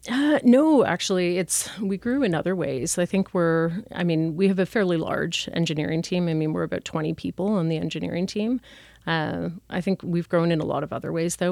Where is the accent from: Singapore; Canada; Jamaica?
Canada; Toronto, Ontario; moved away as an adult; also born or lived in England / Asia; I'm originally from Toronto